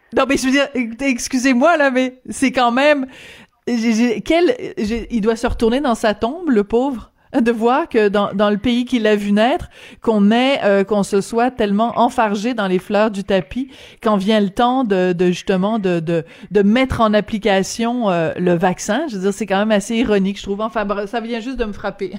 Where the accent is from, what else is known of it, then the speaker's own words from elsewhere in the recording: France; moved away; also born or lived in Quebec; je suis née en France